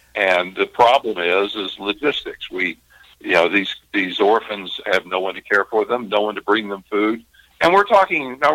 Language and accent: English; Kentucky, United States; I'm from Kentucky.